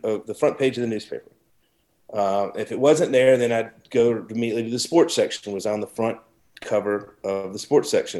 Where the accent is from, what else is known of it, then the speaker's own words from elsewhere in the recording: Savannah, Georgia, United States; moved away as an adult; also born or lived in Key West / New York City; I came back to Savannah, where my hometown is, Savannah, born and raised.